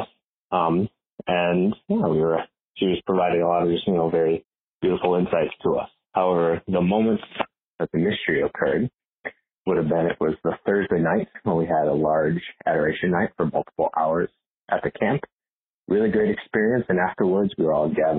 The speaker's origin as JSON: {"language": "English", "town": "Northfield", "region": "Minnesota", "country": "United States", "said": "I hail from Northfield, Minnesota"}